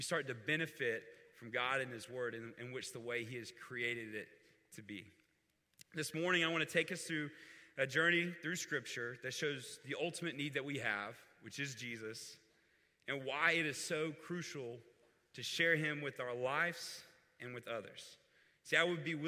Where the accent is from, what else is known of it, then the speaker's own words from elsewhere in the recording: Fort Walton Beach, Florida, United States; I grew up near the Destin-Fort Walton Beach area in Florida